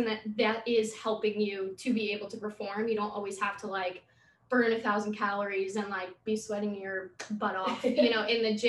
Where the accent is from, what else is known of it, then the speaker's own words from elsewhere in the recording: Long Island, New York, United States; Since I'm from Long Island too